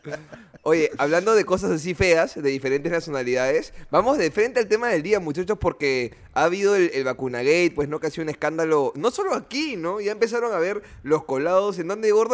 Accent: Peru; Nosotros somos tres comediantes peruanos de diferentes generaciones

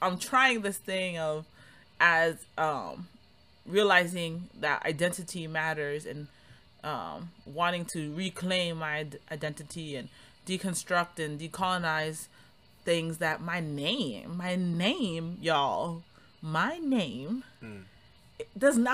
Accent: Cambridge, Massachusetts, United States; moved away as an adult; now in Harrisonburg, United States; I grew up in Cambridge also

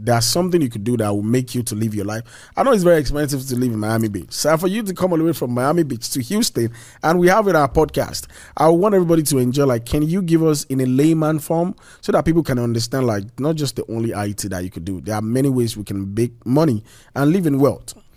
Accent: Nigeria; now in United States; I'm a Nigerian

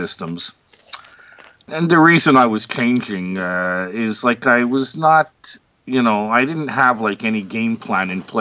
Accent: Montreal, Quebec, Canada; I was born in Montreal, Canada

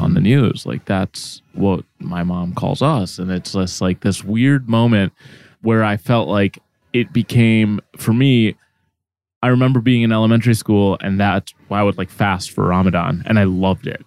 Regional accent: Minneapolis, Minnesota, United States; first language Arabic; English is a second language; also born or lived in Egypt; I was pretty sheltered in growing up in the Midwest

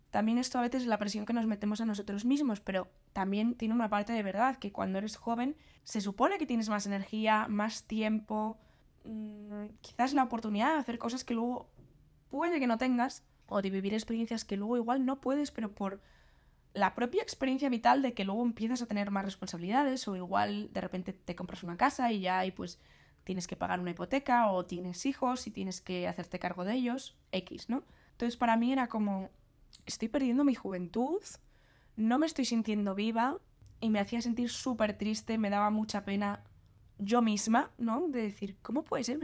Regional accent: Galicia, Spain; moved away as an adult; also born or lived in Madrid; now in Santander, Spain; mi pueblo, en Galicia

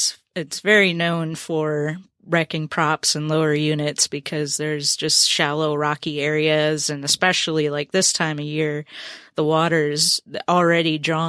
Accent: Minnesota, United States; also born or lived in Percy Priest Lake, Tennessee; now in Tennessee, United States; I grew up fishing walleye in Minnesota, and bass fishing to me is fairly new.

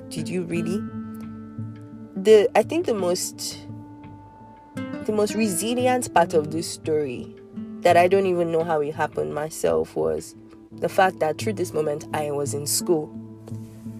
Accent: Nigeria; also born or lived in Lagos, Nigeria / Abuja, Nigeria

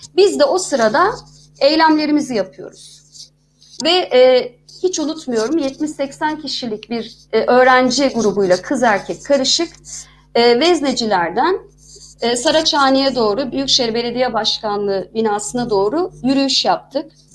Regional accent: İzmir, Turkey; moved away as an adult; also born or lived in Istanbul; Ben bir İzmirliyim.

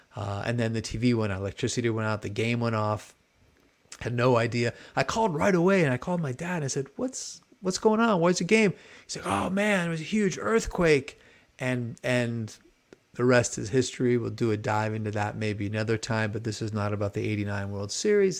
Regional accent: Marin, California, United States; moved away; also born or lived in San Francisco; I'm originally from the Bay Area, San Francisco, and grew up in Marin.

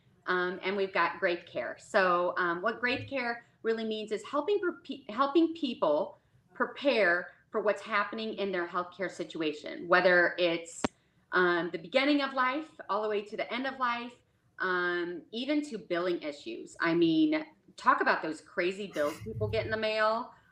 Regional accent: Midwest, United States; moved away as an adult; now in Dallas, United States; I'm originally from the Midwest. Now I'm down in Dallas, Texas. We moved down 4 years ago

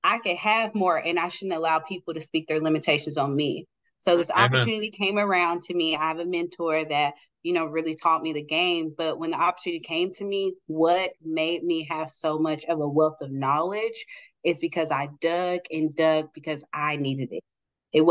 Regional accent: Oklahoma City, Oklahoma, United States; I'm born and raised in Oklahoma City

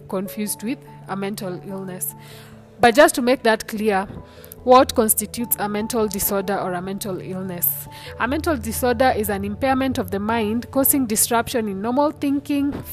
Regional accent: Kenya; I am a Kenyan, so there will be a lot of Swahili words in there

